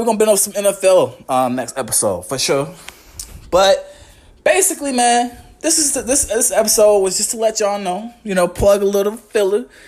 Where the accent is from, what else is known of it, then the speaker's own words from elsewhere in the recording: Charlottesville, Virginia, United States; moved away as an adult; also born or lived in Western Carolina; I'm from Charlottesville, Virginia. I was raised there